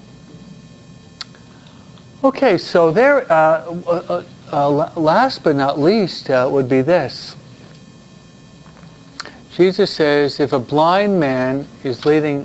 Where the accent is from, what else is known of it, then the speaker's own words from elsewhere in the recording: New York, United States; I'm a New Yorker